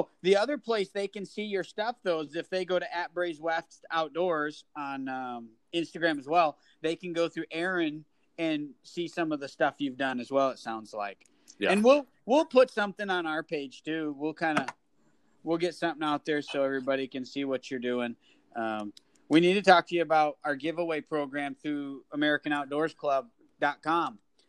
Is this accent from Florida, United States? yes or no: no; Michigan, United States; now in Kansas, United States; I'm from Michigan, where we could run feeders. I'm in Kansas, you can run feeders.